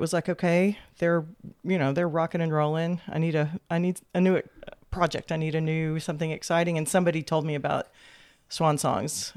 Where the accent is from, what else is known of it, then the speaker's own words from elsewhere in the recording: Texas, United States; also born or lived in Houston; now in Austin, United States; born in Houston, but so always been, uh, in Texas